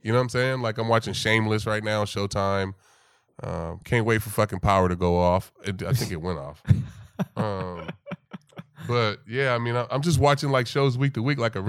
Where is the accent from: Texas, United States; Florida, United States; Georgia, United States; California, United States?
California, United States; Vallejo; I grew up in the hood. I grew up in Vallejo